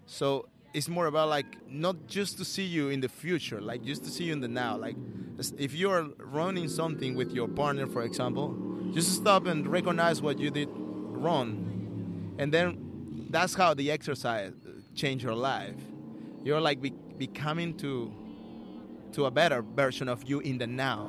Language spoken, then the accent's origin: English; Callao, Peru; English is a second language; moved away as an adult; I'm from Peru. Uh, I was born in a uh, dangerous neighborhood. Uh, the name is Callao, Callao Bellavista. Uh, it's it's in Lima